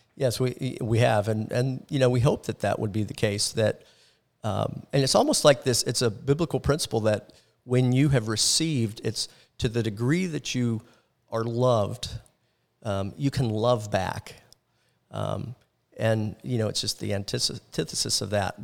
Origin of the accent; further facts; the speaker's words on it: Orlando, Florida, United States; growing up in Orlando, I was involved in the, um, hotel and tourism industry